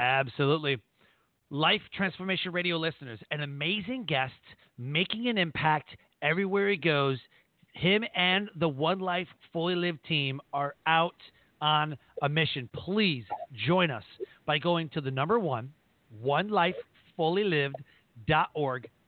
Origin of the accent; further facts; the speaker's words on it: Detroit, Michigan, United States; That's my hometown. I was born in Detroit.